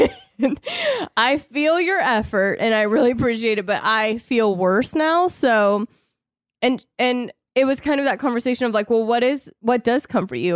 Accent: the South, United States; I was raised in the South

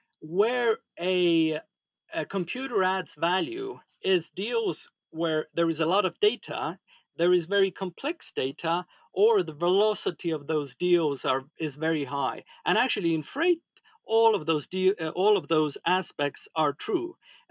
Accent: Estonia; From Estonia.

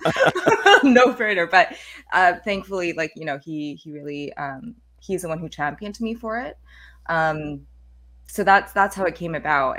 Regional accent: Calgary, Alberta, Canada; I was, uh, born and raised in Calgary, and that's where I was working

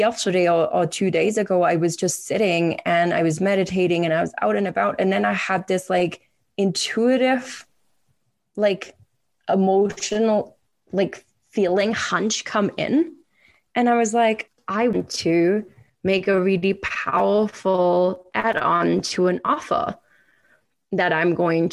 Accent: Germany; moved away as an adult; now in Canada; I have lived the same amount of time in Canada than I did growing up in Germany

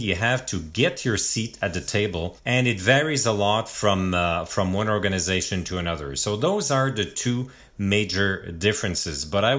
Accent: Montreal, Quebec, Canada; it's my hometown

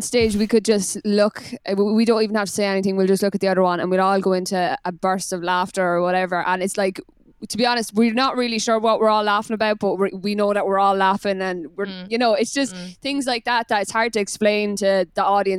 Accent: Ireland; moved away; I'm really Irish like.

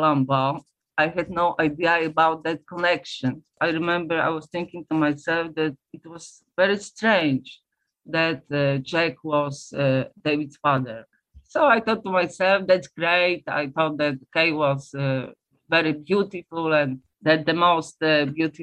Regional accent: Poland; English is a second language; I'm from Poland, and in the 70s, Poland was a communist country

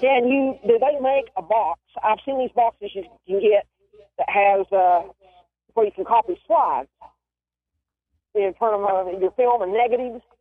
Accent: Tennessee, United States; I'm from Tennessee 'cause I don't have a bit of an accent

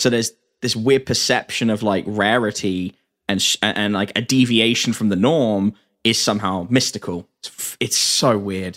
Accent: England, United Kingdom; as an Englishman

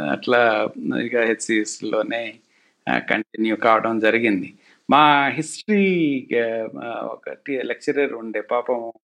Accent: Kusumanchi, Telangana, India; also born or lived in Khammam; now in Hyderabad, India; మా స్కూళ్ళలో పోలీస్ క్యాంపులు ఉండేవి సో పోలీసు వాళ్ళతో మేము జిల్లెనకు అవి ఇవి కబడ్డీ ఆడుకుంటూ ఉండేటోళ్ళం చిన్నప్పుడు

